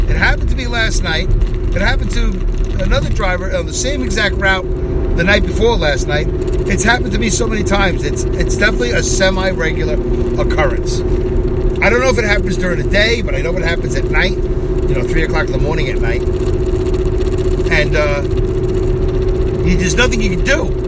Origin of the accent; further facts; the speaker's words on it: Philadelphia, Pennsylvania, United States; we're from Philadelphia, it's apparently 19, 19 and a half hours from Philadelphia to Orlando, Florida via I 95.